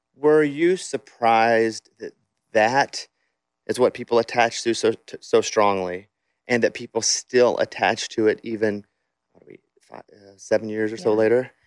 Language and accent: English; Arkansas, United States; I'm from Arkansas, and it's it's poverty there